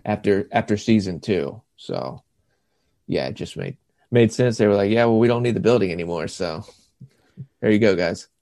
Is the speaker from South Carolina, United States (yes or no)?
yes; Lake Wylie, South Carolina, United States; moved away as an adult; also born or lived in Savannah, Georgia; now in Clarkston, Georgia, United States; I grew up in Lake Wiley, South Carolina